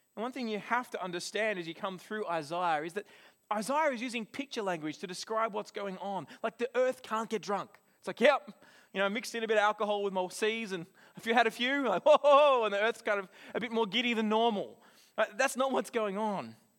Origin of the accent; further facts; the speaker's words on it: Australia; now in New Zealand; as an Australian